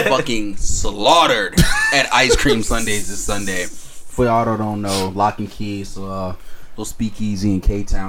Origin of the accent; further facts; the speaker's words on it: East Coast, United States; moved away; I'm from the East Coast, so faded means drunk